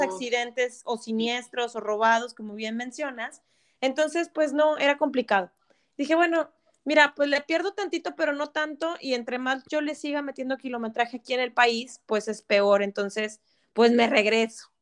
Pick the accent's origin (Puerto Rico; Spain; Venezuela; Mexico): Mexico; Monterrey, Nuevo León; moved away as an adult; now in Ontario, Canada; Mi vida, mi vida entera en Monterrey